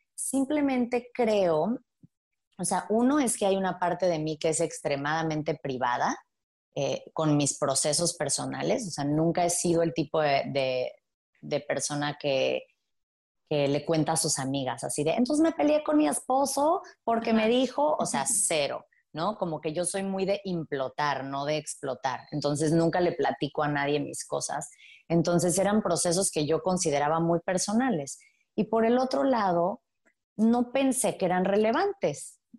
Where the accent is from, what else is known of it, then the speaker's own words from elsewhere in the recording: Playa del Carmen, Quintana Roo, Mexico; moved away as an adult; also born or lived in Mexico City; crecí en Playa del Carmen